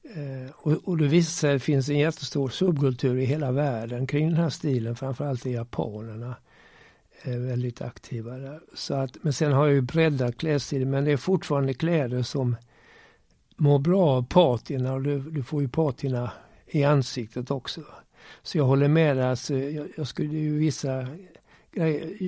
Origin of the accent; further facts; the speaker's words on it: Malmö, Skåne, Sweden; accent: Scanian; also born or lived in Turku, Finland / Gävle / Gothenburg / Lund; Jag är född i Åbo i Finland. Eh, eh, men jag var bara ett år när vi flyttade till Sverige. Gävle, sen Göteborg och sen Malmö